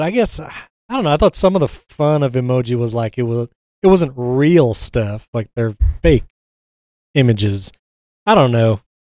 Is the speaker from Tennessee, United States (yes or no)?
no; New York, United States; I'm from New York